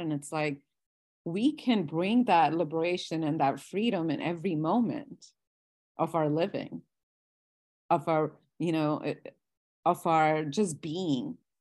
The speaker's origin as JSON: {"language": "English", "country": "India", "tie": "born or raised there", "moved": "yes", "said": "I, I was born and I grew up in India."}